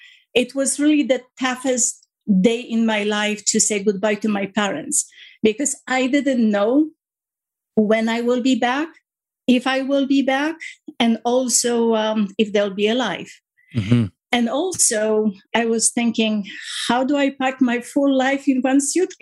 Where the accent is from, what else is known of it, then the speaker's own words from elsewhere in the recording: Poland; now in Canada; When I was growing up in Poland, I was very much close to my parents in a very happy household with a 4 years older than I brother.